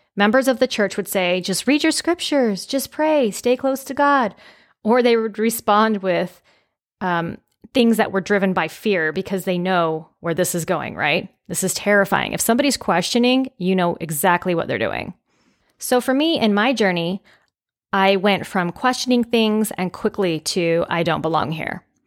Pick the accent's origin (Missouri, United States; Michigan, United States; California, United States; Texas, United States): California, United States; growing up in California, I believe I was about six or seven years old